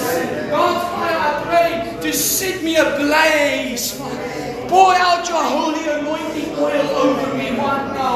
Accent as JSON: {"language": "English", "region": "Mpumalanga", "country": "South Africa", "tie": "born or raised there", "also_born_or_lived": "Pretoria", "second_language": "English", "moved": "yes", "lives_now": "Durban, South Africa", "said": "I grew up in Damas, Mpumalanga, where everybody speaks Afrikaans. Nobody speaks English."}